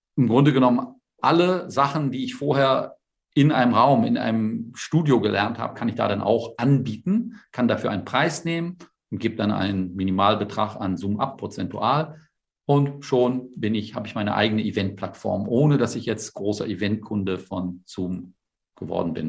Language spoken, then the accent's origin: German; the North, Northern Germany, Germany; ich komme aus dem Norden